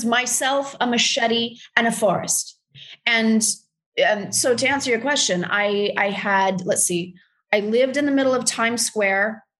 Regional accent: Texas, United States; …, I'm from Texas.

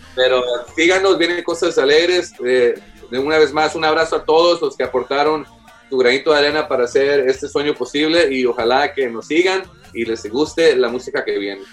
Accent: Houston, Texas, United States; somos de Houston

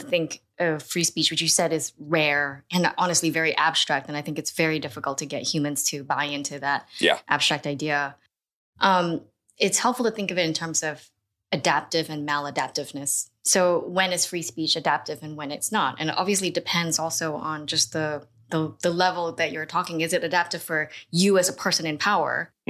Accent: Singapore; growing up in Singapore

